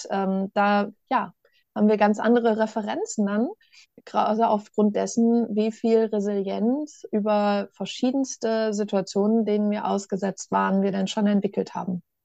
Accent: Ostwestfalen-Lippe, North Rhine-Westphalia, Germany; ich komme ja aus Ostwestfalen-Lippe ne? und in Ostwestfalen, da sagt man dann ja, wenn was gut ist

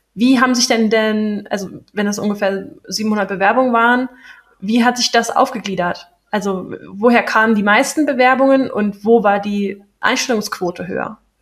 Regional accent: Berlin, Germany; moved away; ich bin in Berlin geboren, ich komme aus Berlin

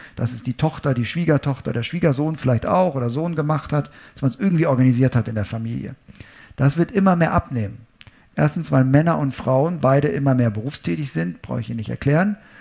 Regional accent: Münster, North Rhine-Westphalia, Germany; meine Heimatstadt Münster

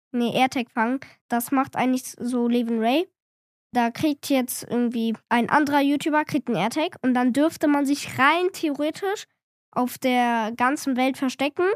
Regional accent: Cologne, North Rhine-Westphalia, Germany; ich bin zehn Jahre alt, ich komme hier auch aus Köln

